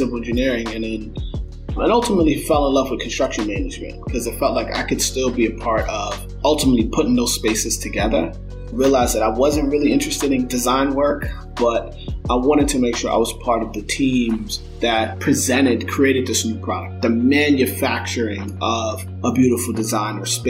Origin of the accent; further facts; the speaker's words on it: Mount Vernon, New York, United States; also born or lived in Bronx, New York; I was born in the Bronx, grew up in Mount Vernon, New York, a suburb just north of the city